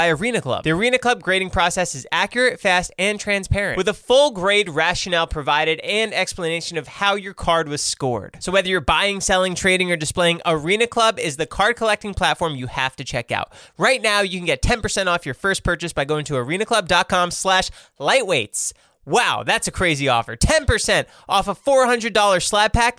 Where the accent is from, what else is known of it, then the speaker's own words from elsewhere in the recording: New Jersey, United States; I was from New Jersey